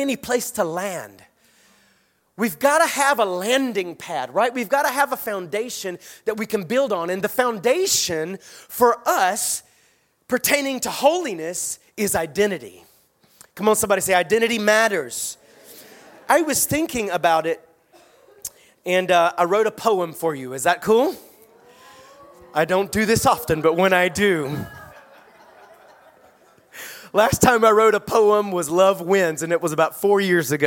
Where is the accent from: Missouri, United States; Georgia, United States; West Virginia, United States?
Georgia, United States; Statesboro; When I was a child, I grew up in South Georgia in a little town called Statesboro.